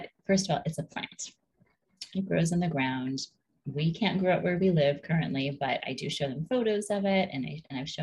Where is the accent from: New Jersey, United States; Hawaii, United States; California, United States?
Hawaii, United States; Growing up in Hawaii, there's a pretty strong cannabis culture there, but I was not really immersed in it